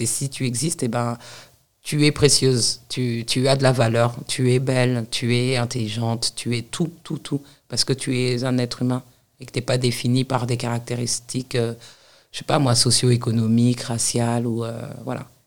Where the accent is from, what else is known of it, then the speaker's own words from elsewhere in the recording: Paris, Île-de-France, France; also born or lived in United States; moi, je suis née à Paris, j'ai grandi en banlieue parisienne